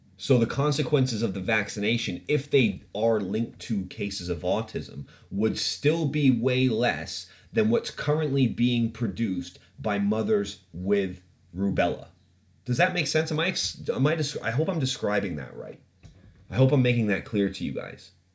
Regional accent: Ontario, Canada; moved away; I'm from, like, I grew up in Canada

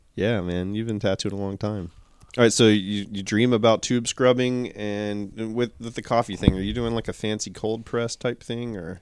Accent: Georgia, United States; I grew up in Georgia

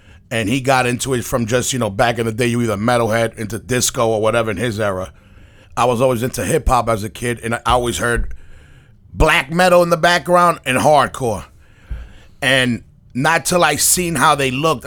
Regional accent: New York City, New York, United States; also born or lived in Jackson Heights, Queens; I'm from Corona

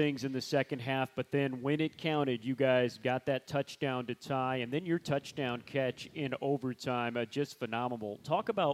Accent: Midwest, United States; I'm from the Midwest

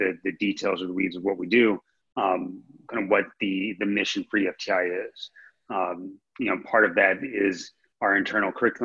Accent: St. Louis, Missouri, United States; moved away as an adult; now in Los Angeles, United States; I'm originally from St. Louis, Missouri, so I didn't know what Equinox was when I moved out to Los Angeles

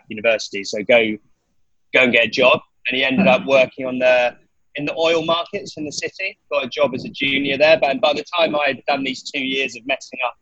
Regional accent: west of London, near Reading, South East England, United Kingdom; also born or lived in Nottingham; it was just west of London, around, it kind of in the countryside, but near Reading

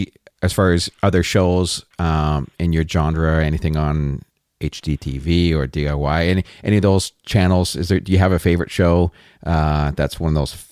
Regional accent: Canada; I'm Canadian. I'm up here in Canada.

